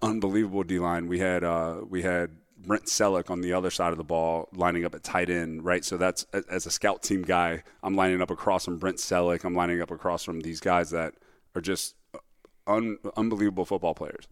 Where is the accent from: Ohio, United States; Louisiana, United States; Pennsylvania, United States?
Ohio, United States; Cincinnati; I grew up in Cincinnati, Ohio, on the west side, best side